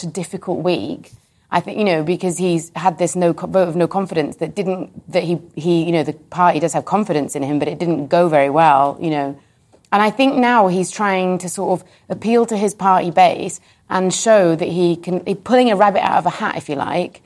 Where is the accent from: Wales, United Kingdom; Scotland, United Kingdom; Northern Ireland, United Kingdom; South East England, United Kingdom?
Wales, United Kingdom; North; now in London, United Kingdom; I come from North Wales